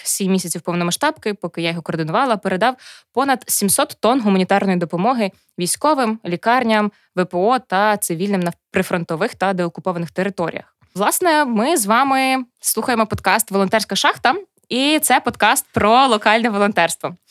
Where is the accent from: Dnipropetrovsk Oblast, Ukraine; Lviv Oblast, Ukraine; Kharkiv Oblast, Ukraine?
Lviv Oblast, Ukraine; Chervonohrad; я з Червонограда